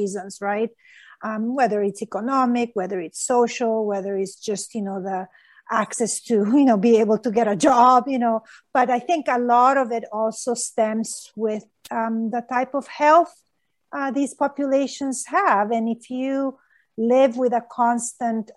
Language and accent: English; Honduras; moved away; I grew up in Honduras